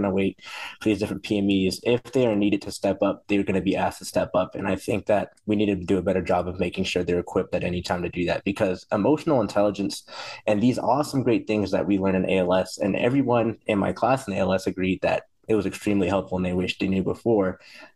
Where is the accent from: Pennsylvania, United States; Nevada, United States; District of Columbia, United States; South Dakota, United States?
Nevada, United States; North Las Vegas; moved away as an adult; also born or lived in South Carolina; to go back to my hometown